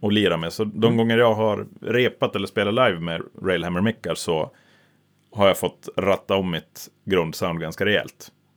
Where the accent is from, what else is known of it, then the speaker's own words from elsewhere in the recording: Norrland, Sweden; Vi är norrlänningar